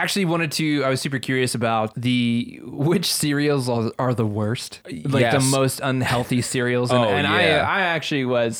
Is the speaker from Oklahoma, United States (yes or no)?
yes; Oklahoma, United States; Growing up in Oklahoma